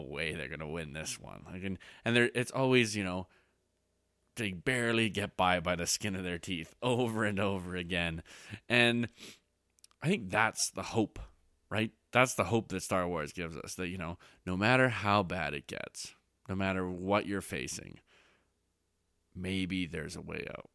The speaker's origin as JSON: {"language": "English", "country": "Canada", "said": "I'm Canadian."}